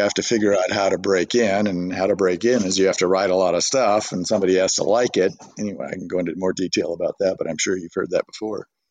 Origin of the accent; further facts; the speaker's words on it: Burbank, California, United States; I grew up in Burbank, California